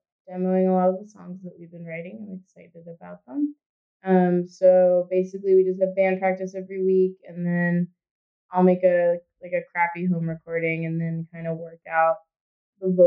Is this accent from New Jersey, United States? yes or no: yes; New Jersey, United States; I'm from New Jersey and I play in a band called Screaming Females